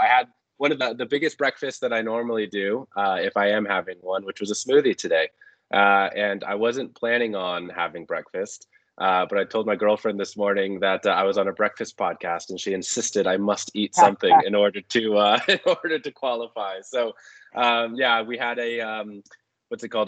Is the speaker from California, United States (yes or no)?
yes; California, United States; moved away as an adult; also born or lived in Texas / Vancouver, Canada; now in United Kingdom; growing up in California, living in Texas